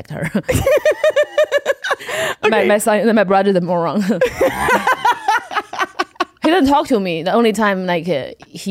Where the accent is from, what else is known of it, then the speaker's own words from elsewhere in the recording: China; English is a second language; moved away as an adult; also born or lived in Kentucky, United States / Los Angeles, United States; now in United States; I was born in China in the 90s.